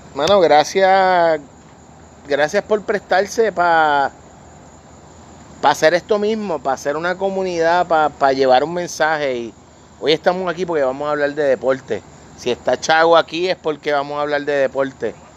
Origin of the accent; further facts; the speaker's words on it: Vega Baja, Puerto Rico; mi familia, mi hermana, mis primas todos, aunque somos de Vega Baja